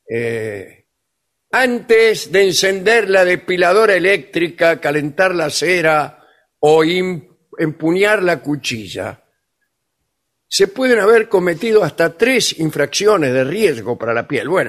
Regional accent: Argentina; yo también, como argentina, ¿Usted es argentina? sí, eh, quiero decir mi palabra. Las mujeres argentinas nos depilamos si queremos.

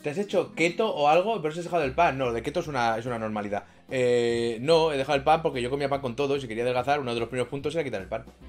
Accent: Barcelona, Catalonia, Spain; de Barcelona

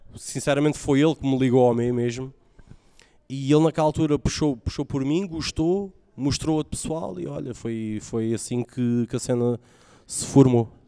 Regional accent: Faro, Algarve, Portugal; also born or lived in Ameixial; nasci em Faro. Ah, vivi numa aldeia, vivi numa, no, numa aldeia que é o Ameixial antes

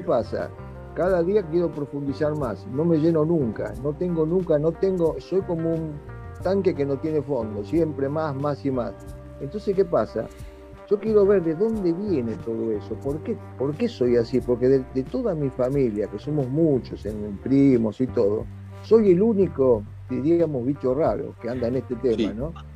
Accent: Argentina; Yo soy, por ejemplo, argentino y tengo doble ciudadanía, soy italiano también, por descendencia de mis padres

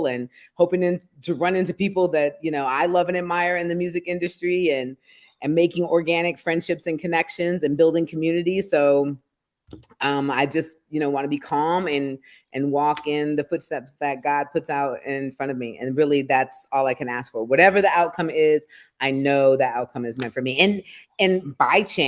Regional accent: Detroit, Michigan, United States; moved away; also born or lived in Norfolk, Virginia; I was adopted by white people in the city of Detroit, not in the suburbs. And that's where I grew up

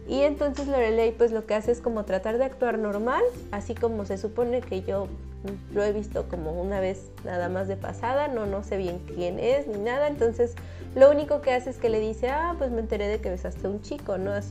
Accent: Xalapa, Veracruz, Mexico; Ay, no, pero sí crecí

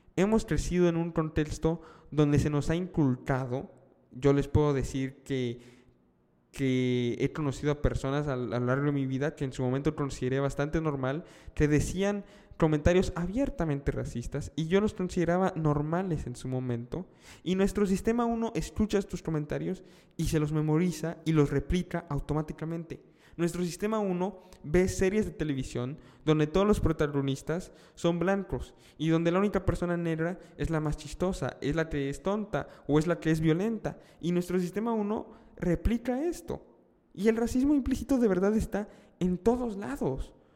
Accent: Mexico; estoy viviendo en México, soy mexicano

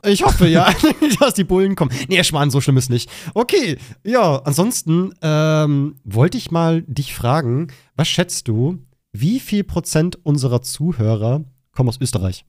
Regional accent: Germany; meiner Heimat

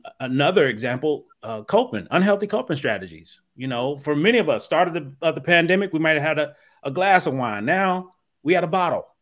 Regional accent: Dayton, Ohio, United States; now in New Jersey, United States; I'm originally from Dayton, Ohio

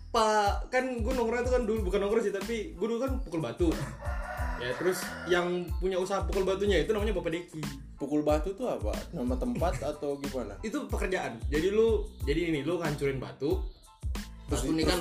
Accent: Ambon, Maluku, Indonesia; oh ya btw tempat asal gua Ambon

